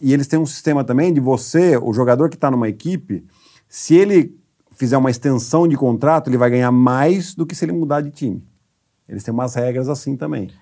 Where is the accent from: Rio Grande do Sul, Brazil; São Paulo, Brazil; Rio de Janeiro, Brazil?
São Paulo, Brazil; Piracicaba; E eu sou de Piracicaba